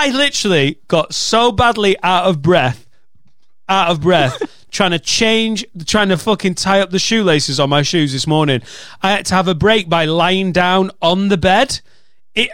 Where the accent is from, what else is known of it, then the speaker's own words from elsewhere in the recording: Preston, North West England, United Kingdom; now in Chester, United Kingdom; growing up in Preston